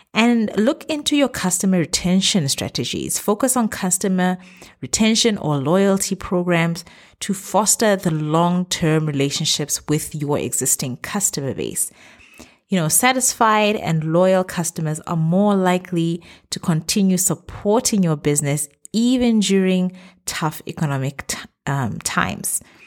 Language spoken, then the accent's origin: English; Botswana; moved away as an adult; now in Middle East; my home country, Botswana.